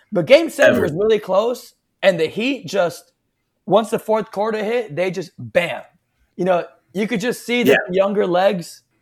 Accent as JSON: {"language": "English", "region": "South Florida", "country": "United States", "tie": "born or raised there", "said": "I grew up in South Florida"}